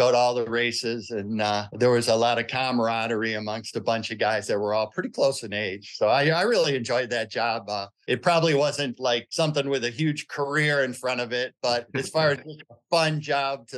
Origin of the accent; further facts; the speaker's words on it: Dearborn, Michigan, United States; also born or lived in Rogers City, Michigan; I actually ended up growing up in Dearborn with my grandmother